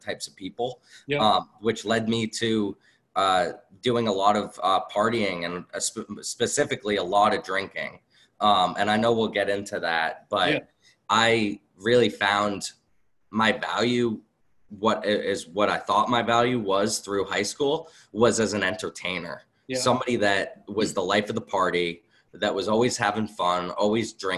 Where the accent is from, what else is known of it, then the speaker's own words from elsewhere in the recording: Acton, Massachusetts, United States; also born or lived in Boxborough, Massachusetts; I grew up in Acton, Boxborough, went to Acton, Boxborough